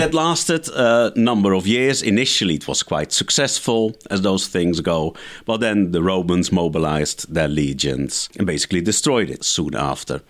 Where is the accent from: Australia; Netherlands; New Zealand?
Netherlands; I grew up in the Netherlands